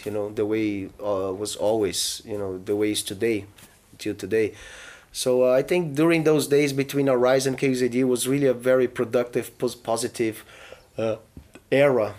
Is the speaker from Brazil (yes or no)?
yes; Brazil; I was born in Brazil